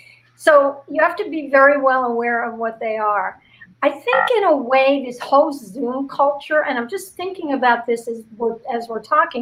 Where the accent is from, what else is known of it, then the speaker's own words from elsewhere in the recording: Cincinnati, Ohio, United States; So it's like, good morning, Cincinnati. Oh, by the way, I'm from Cincinnati.